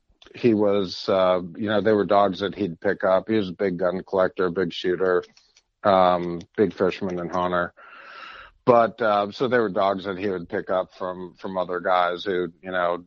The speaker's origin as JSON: {"language": "English", "town": "Meriden", "region": "Connecticut", "country": "United States", "tie": "born or raised there", "said": "I grew up in Connecticut on a dairy farm right in the middle of what used to be the Connecticut River Valley Firearms Companies. I was born in Meriden"}